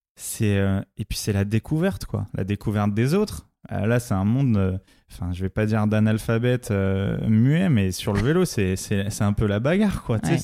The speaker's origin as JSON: {"language": "French", "town": "La Courneuve", "region": "Île-de-France", "country": "France", "tie": "born or raised there", "said": "j'ai été élevé dans les quartiers populaires du 93 à La Courneuve"}